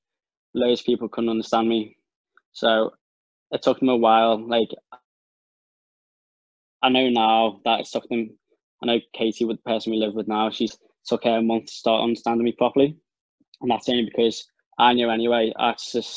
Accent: the Wirral, Merseyside, North West England, United Kingdom; I'm from the Wirral in Merseyside, like basically almost Liverpool, but over the water. So I'm not a scouser like everyone thinks I am.

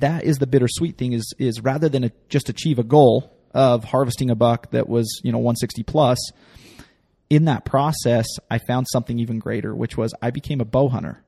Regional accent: the West, base of the Wasatch Mountains, Utah, United States; I grew up in the West and, uh, you know, at the base of the Wasatch Mountains

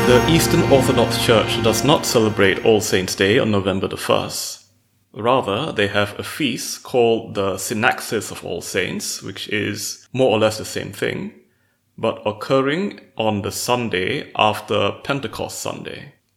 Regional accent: Malaysia; I am a mathematician from Malaysia.

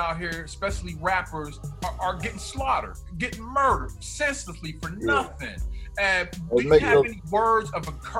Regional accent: Pittsburgh, Pennsylvania, United States; I'm from Pittsburgh

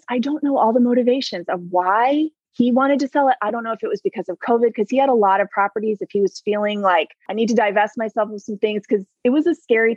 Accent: South Carolina, United States; I'm from South Carolina

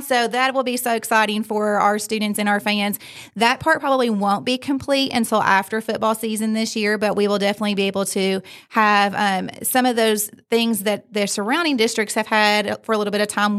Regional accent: Fayette County, Kentucky, United States; I grew up in Fayette County

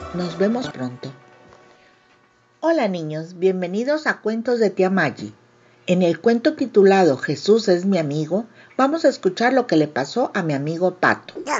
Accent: Mexico; autora mexicana

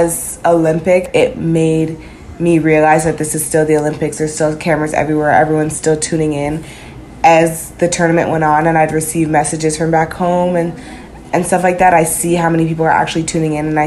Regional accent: Canada; moved away as an adult; also born or lived in Florida; now in United States; growing up in Canada, being in the States

